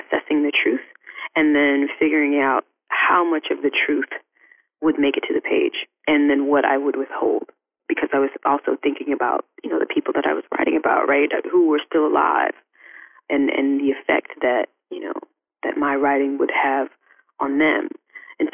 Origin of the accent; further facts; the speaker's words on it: DeLisle, Mississippi, United States; moved away; my hometown is this like small town on the bayou, on the Mississippi Gulf Coast, called DeLille.